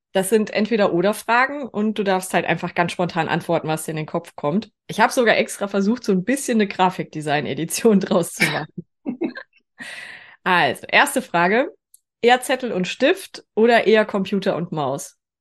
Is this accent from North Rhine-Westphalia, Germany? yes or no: yes; North Rhine-Westphalia, Germany; ich aus Westfalen